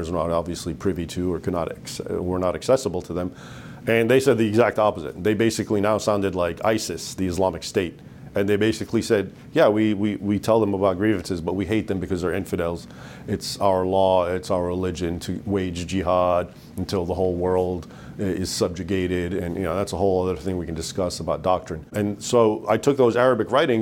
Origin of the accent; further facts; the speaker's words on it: United States; I was born in the United States, so growing up here, I was aware of what was happening in Egypt